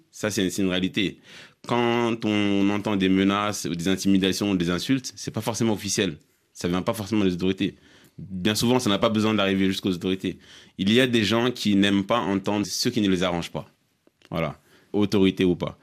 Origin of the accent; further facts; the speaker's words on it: Mali; en tant que Malien